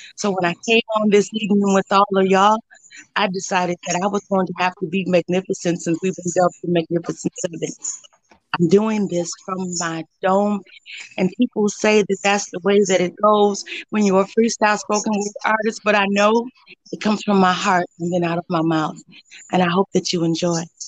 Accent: Joliet, Illinois, United States; I'm from Joliet, Illinois. My parents are from Chicago, but I live 45 minutes southwest of the city.

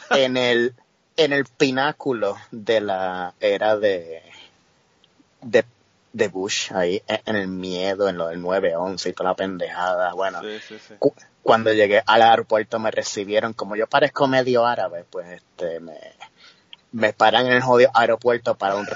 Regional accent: Yauco, Puerto Rico; moved away as an adult; also born or lived in Ponce, Puerto Rico; now in New Jersey, United States; como yo soy de Yauco

